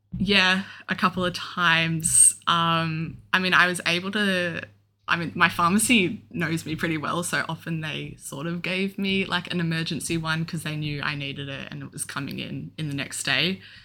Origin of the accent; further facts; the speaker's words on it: Melbourne, Victoria, Australia; I'm twenty-two and I'm from Melbourne.